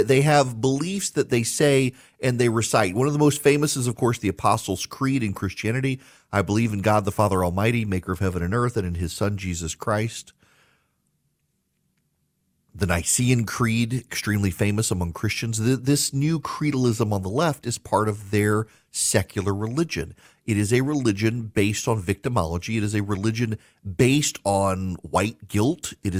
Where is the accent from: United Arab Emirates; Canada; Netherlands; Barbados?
United Arab Emirates; Dubai; also born or lived in United States; I was born and raised in the United States. Well, okay, not fair. I grew up in Dubai, but I was born here in the United States.